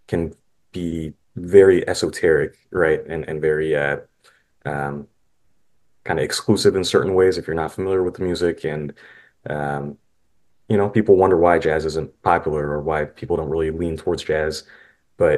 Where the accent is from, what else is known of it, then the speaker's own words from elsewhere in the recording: St. Louis, Missouri, United States; moved to St. Louis immediately, where my siblings and I were born